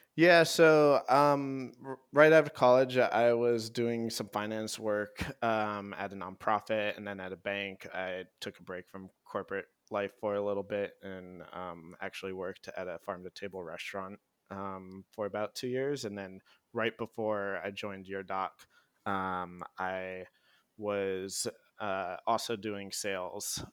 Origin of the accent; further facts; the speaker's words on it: Hawaii, United States; moved away; I grew up in Hawaii